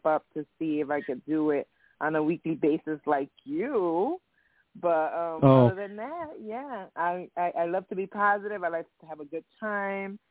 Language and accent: English; Connecticut, United States; I'm from Connecticut. Both parents are from Puerto Rico. I'm Puerto Rican, but born in the United States. But when growing up in the projects